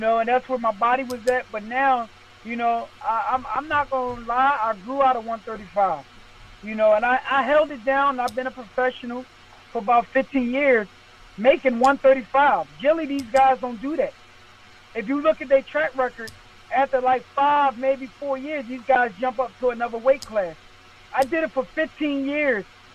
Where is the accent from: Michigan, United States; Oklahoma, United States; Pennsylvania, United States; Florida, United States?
Pennsylvania, United States; Philadelphia; I'm from Philadelphia.